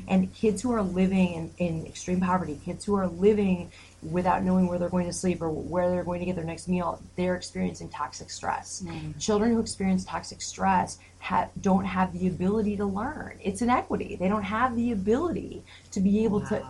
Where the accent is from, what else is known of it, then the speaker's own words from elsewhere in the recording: Detroit, Michigan, United States; moved away as an adult; now in Grand Rapids, United States; I'm from Detroit